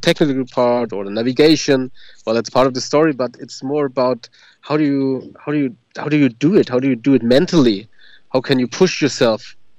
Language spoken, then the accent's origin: English; Germany